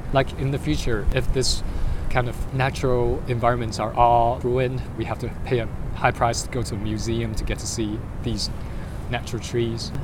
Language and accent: English; Guangzhou, Guangdong, China; now in Hong Kong; I'm here from Guangzhou.